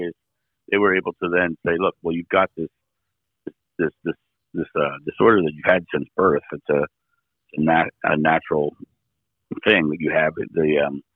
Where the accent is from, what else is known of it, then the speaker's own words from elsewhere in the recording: Rehoboth Beach, Delaware, United States; now in Akron, United States; I live in Akron, Ohio right now. I'm originally from Rehoboth Beach, Delaware.